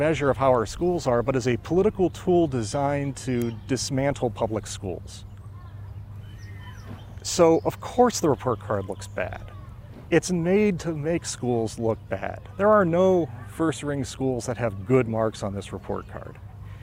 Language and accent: English; Ashtabula County and Mahoning County, Ohio, United States; now in Cleveland Heights, United States; I grew up in Ashtabula County and in Mahoning County